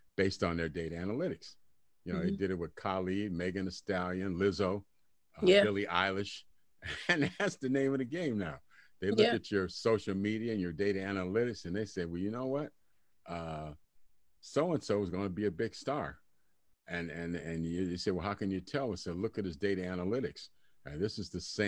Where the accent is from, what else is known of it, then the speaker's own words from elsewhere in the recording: Detroit, Michigan, United States; I grew up in Detroit when I was younger, and I used to live across the street. I used to live on West Grand Boulevard, across the street from Motown